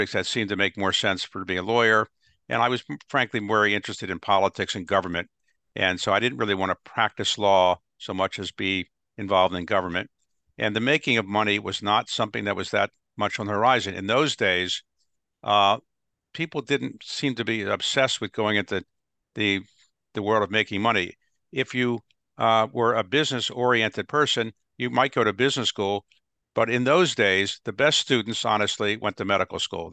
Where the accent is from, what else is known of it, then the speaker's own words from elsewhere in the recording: Baltimore, Maryland, United States; I grew up in Baltimore